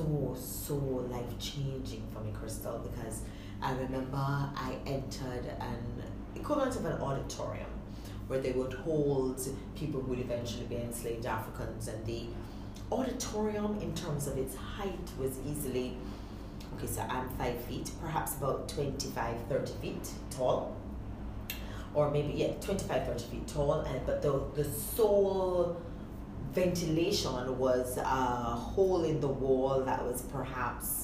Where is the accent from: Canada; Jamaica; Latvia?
Jamaica; Kingston; moved away as an adult; also born or lived in Cambridge, Massachusetts, United States; I'm from Kingston.